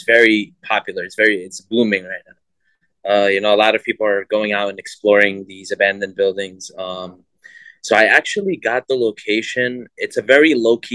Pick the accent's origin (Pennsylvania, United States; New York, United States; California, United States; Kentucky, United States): New York, United States; Born and raised in New York